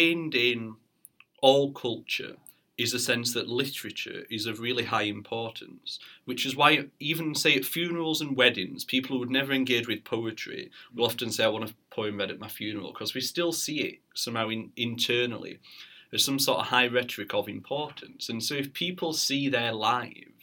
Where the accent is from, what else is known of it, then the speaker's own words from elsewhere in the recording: Barnsley, Yorkshire and the Humber, United Kingdom; moved away; I'm from Barnsley originally